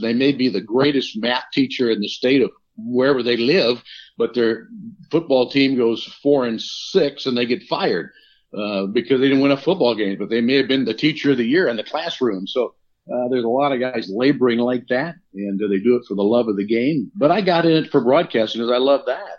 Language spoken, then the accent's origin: English; small town south of Chicago, Illinois, United States; moved away as an adult; now in Gainesville, United States; I grew up in the Midwest, just uh, in a small little town south of Chicago